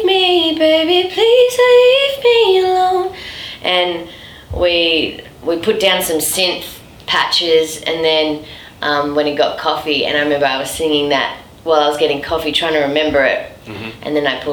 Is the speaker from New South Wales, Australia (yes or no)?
no; Melbourne, Victoria, Australia; back in my hometown, Melbourne.